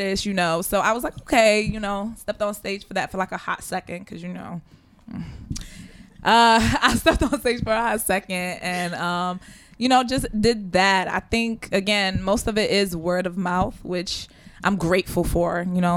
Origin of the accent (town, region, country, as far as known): Sierra Leone